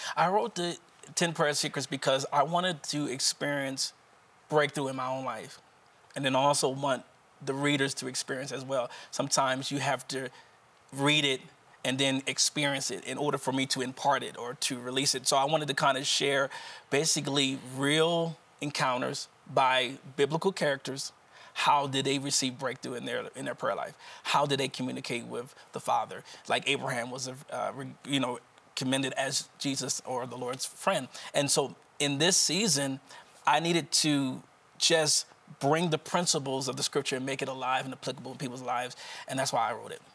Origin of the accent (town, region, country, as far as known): Wilmington, Delaware, United States